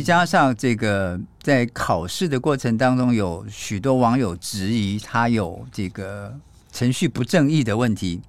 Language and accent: Chinese; Taiwan; 我是一个台湾人